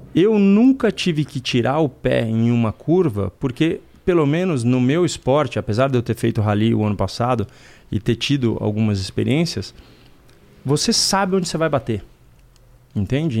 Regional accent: Brazil; Eu sou brasileiro, eu gosto da pátria

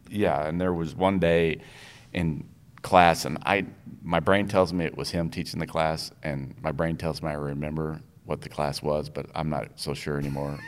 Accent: Minnesota, United States; moved away as an adult; also born or lived in Iowa; now in Texas, United States; I was born in Iowa and we moved all over the place, but when I was in fourth grade, we moved to Minnesota

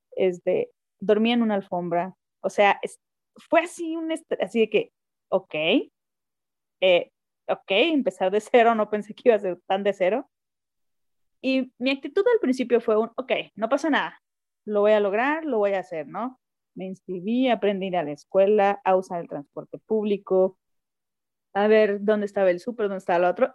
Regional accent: Los Mochis, Sinaloa, Mexico; moved away as an adult; also born or lived in Hidalgo / Culiacán; now in Chihuahua, Mexico; soy sinaloense, nacida en Los Mochis, Sinaloa.

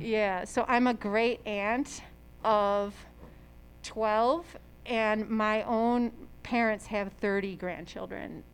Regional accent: La Grange, Illinois, United States; also born or lived in Maryland; I was born there but four years old when we moved back to Chicago

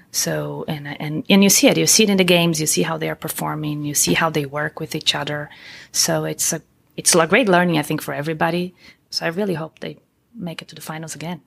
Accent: Brazil; moved away as an adult; also born or lived in Columbus, Ohio; now in United States; I'm originally from Brazil. I came to the U S over twenty years ago.

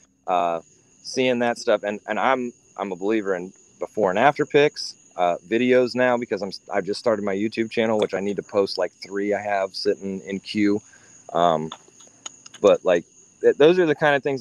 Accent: Columbus, Ohio, United States; now in South Carolina, United States; I grew up in Ohio

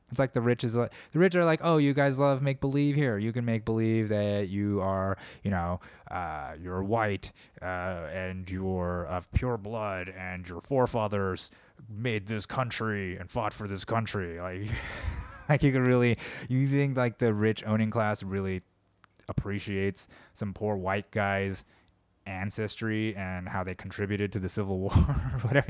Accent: United States; I'm Korean American

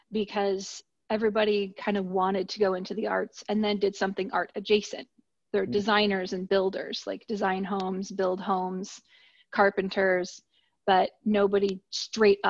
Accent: Ann Arbor, Michigan, United States; now in Atlanta, United States; I'm from Ann Arbor, Michigan. That's where I went to high school. I lived there for 10 years

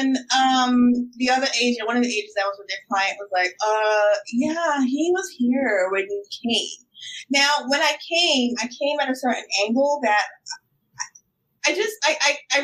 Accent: New York City, New York, United States; I'm a New Yorker through and through

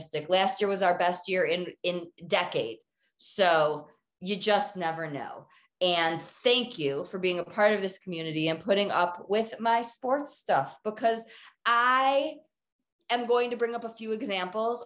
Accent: Detroit, Michigan, United States; now in Colorado, United States; I'm from Detroit, born and bred Lions fan

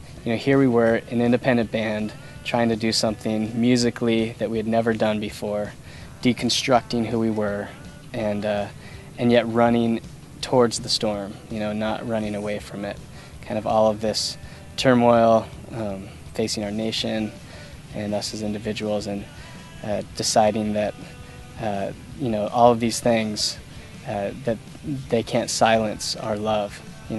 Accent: East Coast, United States; John and I, growing up on the East Coast, I think we're especially sensitive to kind of the raw power and destruction that can come from a hurricane.

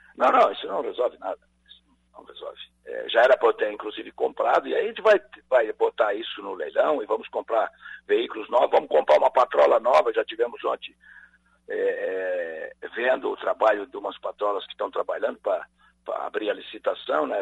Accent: Santa Catarina, Brazil; todos que somos catarinenses

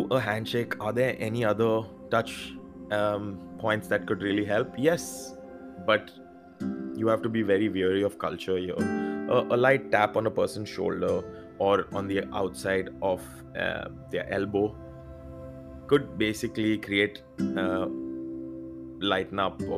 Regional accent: India; I being Indian

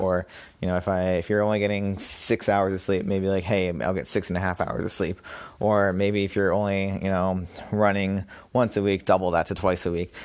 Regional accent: Massachusetts, United States; moved away as an adult; also born or lived in Brooklyn, New York; I moved back to my home state of Massachusetts.

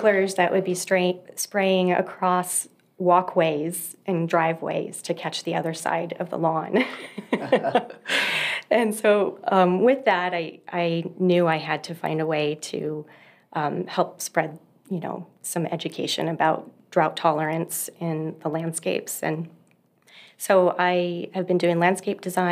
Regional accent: Southern California, United States; moved away as an adult; now in Utah, United States; So I lived in Southern California for most of my life and just recently moved to Utah about 5 years ago.

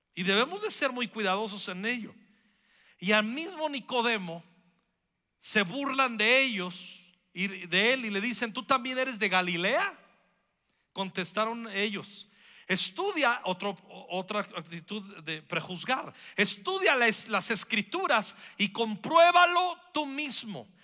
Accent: Mexico; Somos mexicanos, somos mexicanas, amamos nuestra nación

